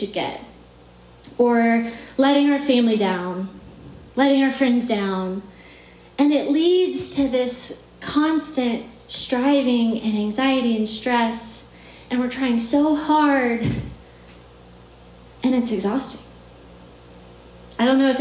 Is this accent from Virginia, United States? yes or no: yes; Charlottesville, Virginia, United States; moved away as an adult; also born or lived in Atlanta, Georgia / Athens, Georgia; now in Richmond, United States; I'm originally from Virginia